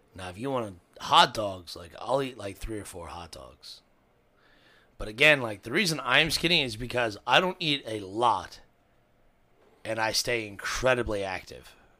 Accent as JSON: {"language": "English", "town": "Cincinnati", "region": "Ohio", "country": "United States", "said": "I'm from Cincinnati"}